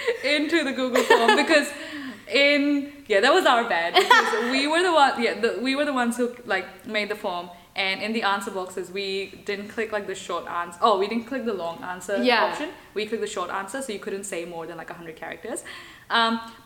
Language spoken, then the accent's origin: English; Mumbai, Maharashtra, India; moved away as an adult; now in Auckland, New Zealand; I was born and brought up in India, in Mumbai, and I moved to New Zealand in 2019 for university